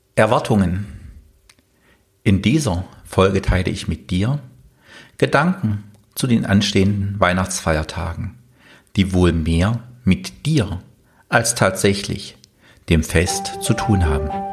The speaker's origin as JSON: {"language": "German", "region": "East Germany", "country": "Germany", "tie": "born or raised there", "said": "ich bin im Osten aufgewachsen"}